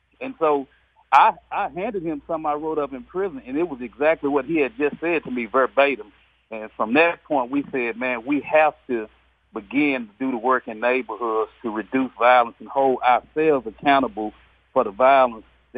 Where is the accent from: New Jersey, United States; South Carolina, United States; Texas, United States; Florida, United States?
Texas, United States; Dallas; I was born and raised here in Dallas, born and raised in South Dallas